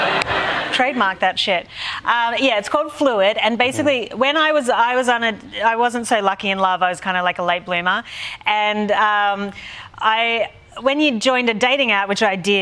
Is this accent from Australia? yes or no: yes; Australia; I'm Australian.